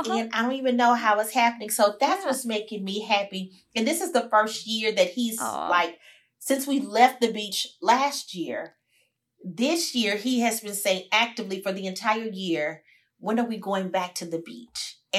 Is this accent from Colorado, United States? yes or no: no; Houston, Texas, United States; I'm from Sunnyside.